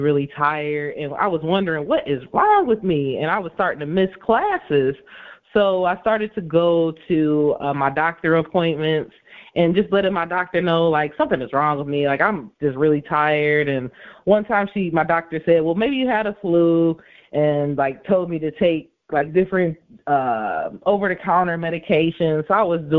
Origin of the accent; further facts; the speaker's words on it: Inkster, Michigan, United States; I am actually from Inkster, Michigan, so actually right outside of Detroit is where I'm from.